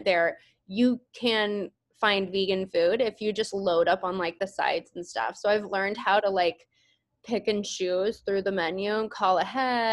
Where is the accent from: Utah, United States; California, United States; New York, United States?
California, United States; San Diego; now in Phoenix, United States; I grew up in San Diego